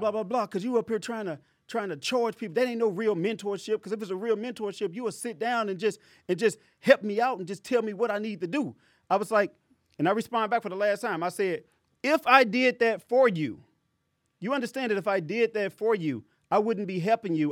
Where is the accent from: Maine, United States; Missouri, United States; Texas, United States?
Missouri, United States; St. Louis; I'm from Saint Louis, Missouri